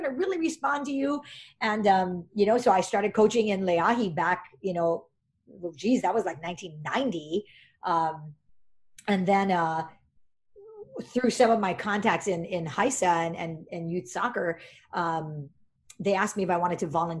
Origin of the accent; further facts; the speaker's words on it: Hawaii, United States; moved away as an adult; also born or lived in Santa Clara; I moved back home for Data House